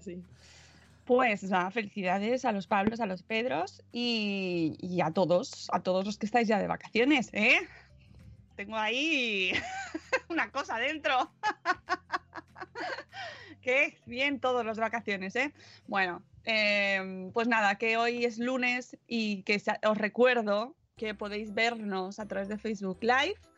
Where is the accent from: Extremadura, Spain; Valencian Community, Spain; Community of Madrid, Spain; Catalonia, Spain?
Community of Madrid, Spain; Madrid; los madrileños estamos en casa